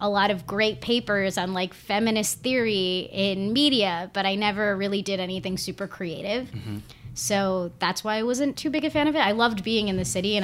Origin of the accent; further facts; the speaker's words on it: New Jersey, United States; moved away as an adult; also born or lived in Monmouth County, New Jersey / Old Bridge, New Jersey; now in New York City, United States; I grew up in Central Jersey. I came to New York to go to college at Pace